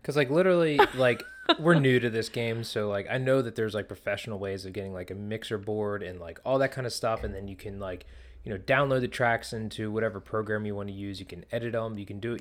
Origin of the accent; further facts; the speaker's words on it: Pennsylvania, United States; growing up in Pennsylvania